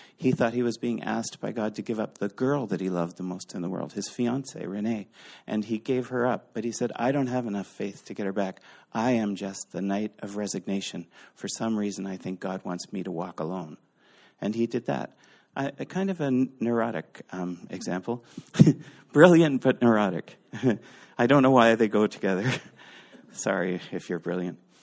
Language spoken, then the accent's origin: English; Eastern Canada, Canada; We're Canadians. We're from Eastern Canada